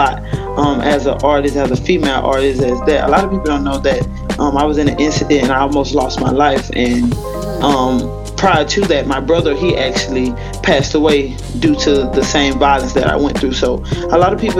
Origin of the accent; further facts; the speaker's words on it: Mobile, Alabama, United States; I am from Mobile, Alabama